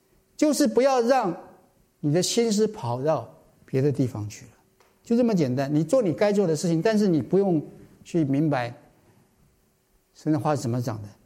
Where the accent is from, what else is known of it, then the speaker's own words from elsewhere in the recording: China; 我相信我们中国人大概都可以明白这句话。